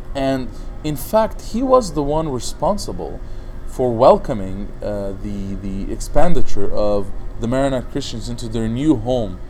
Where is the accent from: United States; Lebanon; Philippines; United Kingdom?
Lebanon; Baakline, Mount Lebanon; in Baklin, my hometown